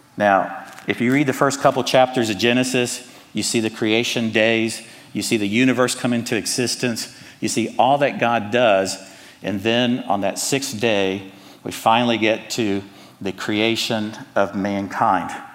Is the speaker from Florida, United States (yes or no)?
no; Atlanta, Georgia, United States; accent: Southern; also born or lived in Cuba; now in Charlotte, United States; I was born in Cuba, but I was raised in Atlanta. So I'm a Hispanic American with a Southern accent